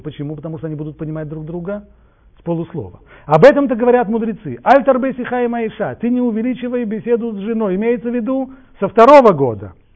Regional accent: Russia; я вырос в России

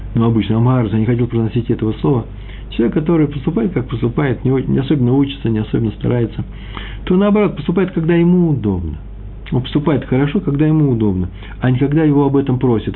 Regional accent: Moscow, Russia; accent: Moscow; я москвич

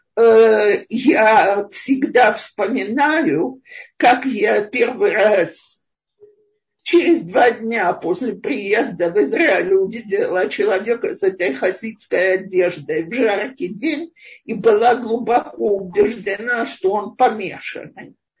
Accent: Russia; moved away as an adult; now in Israel; Мой муж израильтянин, я из России

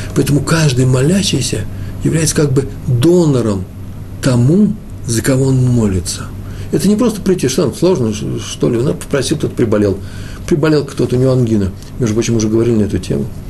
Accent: Russia; я из России, я советский хасид

